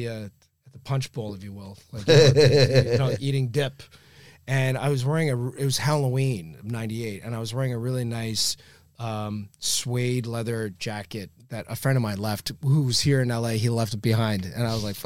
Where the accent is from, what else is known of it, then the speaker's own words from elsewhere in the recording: Canada; I don't want to do this, Frank, because I am Canadian.